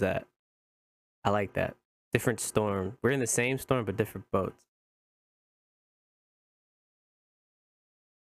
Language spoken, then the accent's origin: English; Indiana, United States; moved away; I'm from Indiana